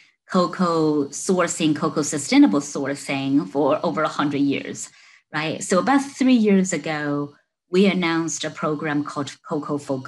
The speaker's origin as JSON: {"language": "English", "country": "China", "tie": "born or raised there", "moved": "as an adult", "lives_now": "United States", "said": "I was born and raised in China. So I came to the US to study, 20 some years ago now"}